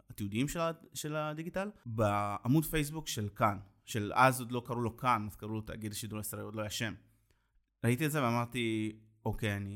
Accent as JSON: {"language": "Hebrew", "town": "Ashdod", "region": "Southern District", "country": "Israel"}